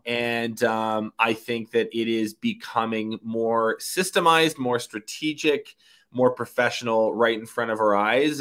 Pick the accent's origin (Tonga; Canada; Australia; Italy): Canada; also born or lived in Kelowna, British Columbia; I live in Kelowna, B C. I'm Canadian